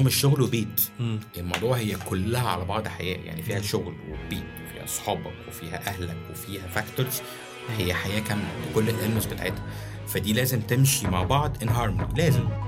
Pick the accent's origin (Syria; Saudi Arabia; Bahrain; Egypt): Egypt